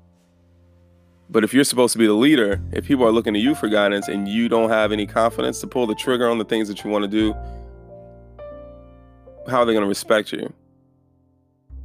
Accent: Chicago, Illinois, United States; growing up, where we grew up in Chicago, hearing gunshots and all that, there's a lot of fear

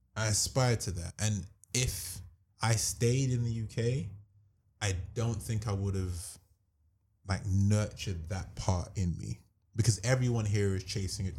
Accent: London, United Kingdom; We're from London.

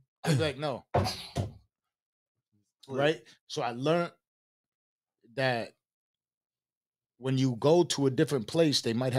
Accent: Buffalo, New York, United States; moved away; What I was saying is I came from Buffalo, New York. Everybody always had to press each other for no fucking reason. I moved to Virginia when I caught a case.

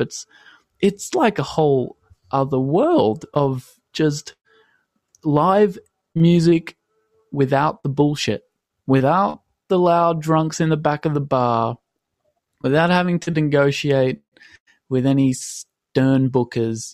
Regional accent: Australia; also born or lived in London; I'm 22 and I'm from Australia

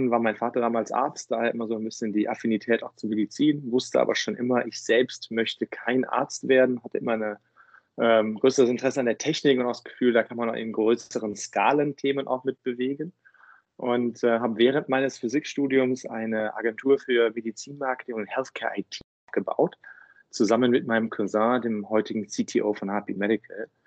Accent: Cologne, North Rhine-Westphalia, Germany; now in Berlin, Germany; war der Kickoff, um damals für mich aus äh, Köln dann auch nach Berlin zu ziehen. Bei aller Liebe zu meiner Heimatstadt.

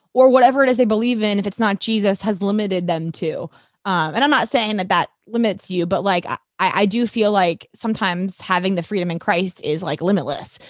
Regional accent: St. Louis, Missouri, United States; moved away as an adult; also born or lived in Texas / Nashville / Atlanta; I'm a St. Louis girl, born and raised

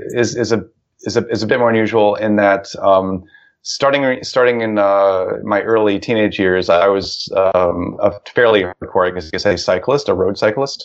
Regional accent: Ohio, United States; the town where I grew up in Ohio

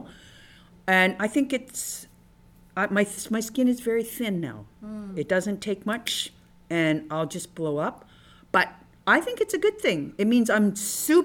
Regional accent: Canada; had what I call your typical Chinese experience in Canada

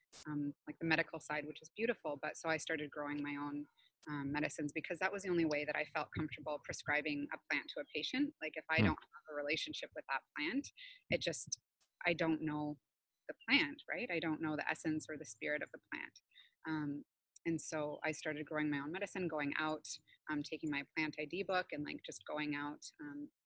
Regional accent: Montana, United States; now in Canada; I grew up in Montana, so nature is everywhere

